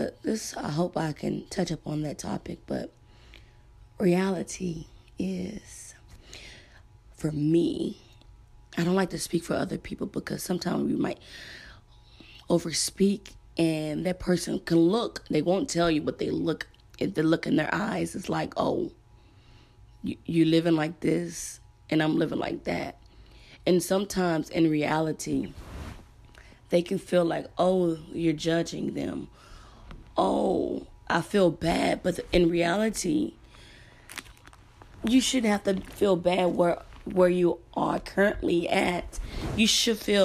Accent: El Campo, Texas, United States; Growing up in El Campo, you only have one high school.

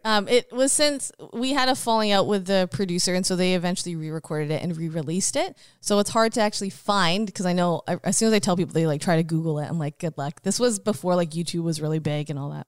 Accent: Richmond, British Columbia, Canada; moved away as an adult; also born or lived in Queen Charlotte Islands / Abbotsford; now in Fraser Valley, Canada; I grew up in Richmond

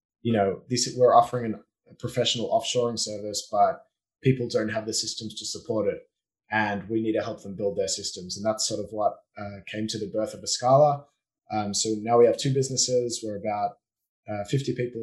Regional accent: Australia; moved away as an adult; now in Israel; I grew up in Australia until I was 19, born and bred, and that's my accent, and moved to Israel when I was 19

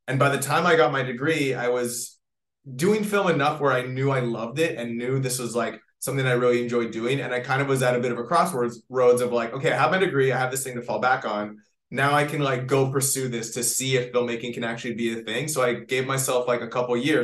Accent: Canada; moved away as an adult; now in Los Angeles, United States; I am from Canada. I moved to LA many, many years ago

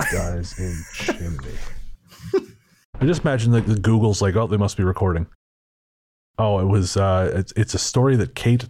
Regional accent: British Columbia, Canada; I remember when I was very young, growing up on Vancouver Island, I used to play alone in our 2 acres of woodland.

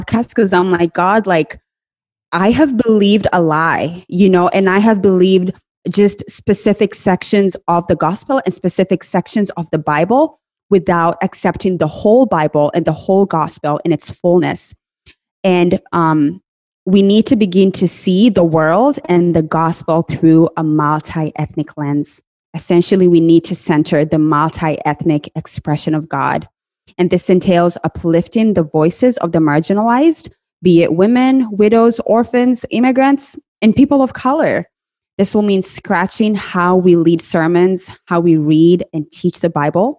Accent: Kenya; I grew up in Kenya, and when I was growing up, the prosperity gospel was the in thing

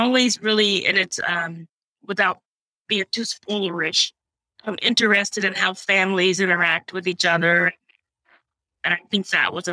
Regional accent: Shreveport, Louisiana, United States; I grew up in Shreveport, Louisiana

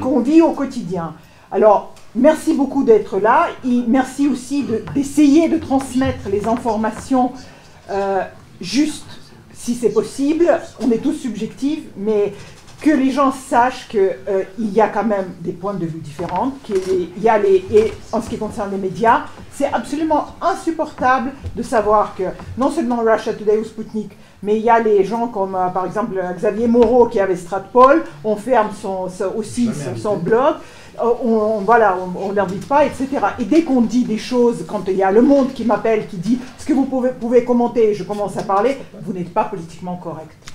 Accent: Kyiv, Ukraine; now in France; je suis russe, de Kiev

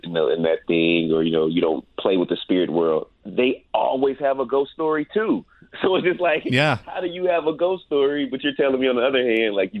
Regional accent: Dallas, Texas, United States; born and raised in Dallas, Texas

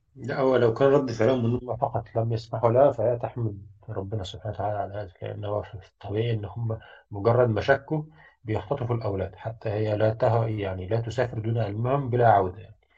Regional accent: Egypt; moved away; also born or lived in Sweden; أنا كمهندس مصري

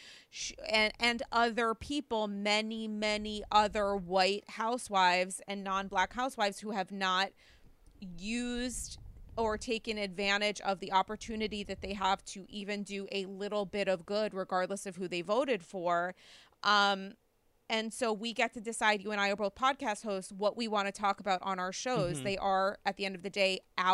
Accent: United States; for many of us as Americans

